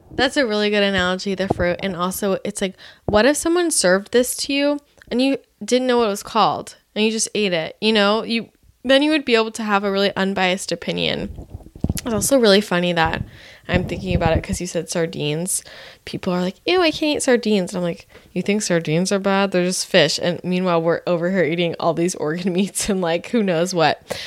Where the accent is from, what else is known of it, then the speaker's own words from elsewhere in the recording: Bay Area, California, United States; now in Los Angeles, United States; growing up in the Bay Area